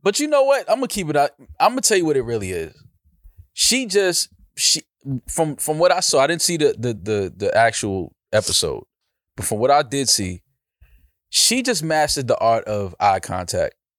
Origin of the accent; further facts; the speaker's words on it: New York, United States; I'm from New York